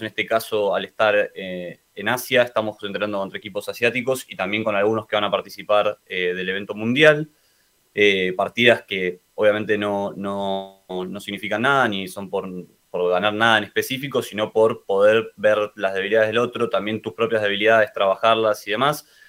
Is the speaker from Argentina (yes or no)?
yes; Argentina; el resto somos de Argentina